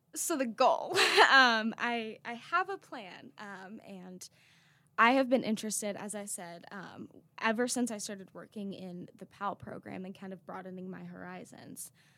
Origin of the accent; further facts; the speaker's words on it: Raleigh, North Carolina, United States; I'm from Raleigh, North Carolina.